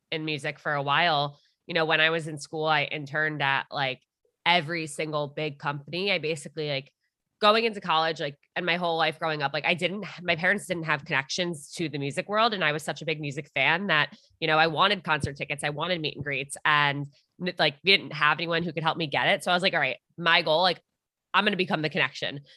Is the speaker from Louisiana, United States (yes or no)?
no; Armonk, New York, United States; I'm from Armagh.